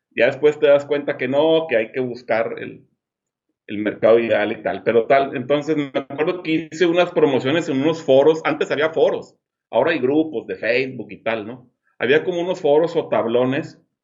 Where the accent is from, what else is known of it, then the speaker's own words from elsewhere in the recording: Monterrey, Nuevo León, Mexico; now in Los Cabos, Mexico; Ahora soy de Monterrey, como tú, pero vivo acá en Los Cabos